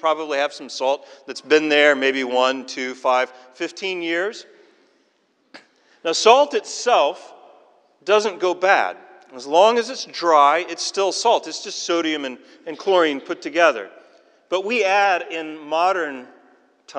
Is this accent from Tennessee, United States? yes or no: yes; Tennessee, United States; moved away as an adult; now in Scotland, United Kingdom; growing up in Tennessee